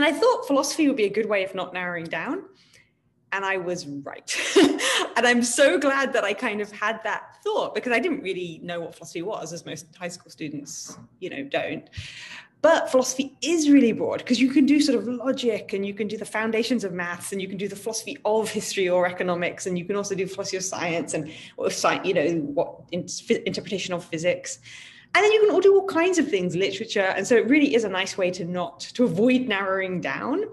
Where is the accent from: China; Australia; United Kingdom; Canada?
United Kingdom; I'm from Britain